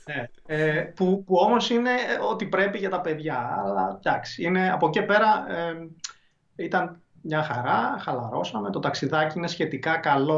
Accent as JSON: {"language": "Greek", "town": "Thessaloniki", "region": "Central Macedonia", "country": "Greece"}